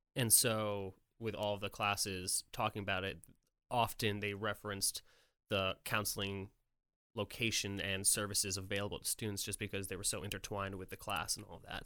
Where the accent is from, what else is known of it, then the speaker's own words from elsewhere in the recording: Poughkeepsie, New York, United States; moved away as an adult; now in Nashville, United States; I'm from New York